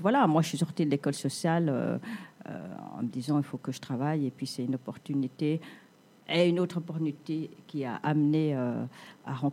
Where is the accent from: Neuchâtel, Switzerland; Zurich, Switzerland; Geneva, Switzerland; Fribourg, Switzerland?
Geneva, Switzerland; also born or lived in Vietnam; moi je suis vietnamienne. D'accord. Mais à Genève depuis les années 70, donc depuis très très très très longtemps.